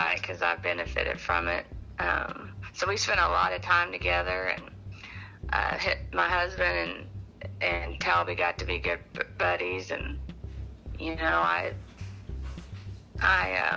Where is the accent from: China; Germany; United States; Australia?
United States; West Texas; I grew up in West Texas